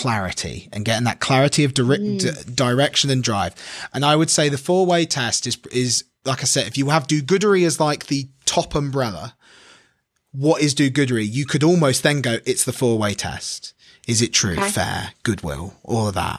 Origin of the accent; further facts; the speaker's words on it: Midlands, United Kingdom; accent: bastardized accent, bit of north, bit of south; I'm from the Midlands, so I have like the most bastardized accent. I've got like bit of north, bit of south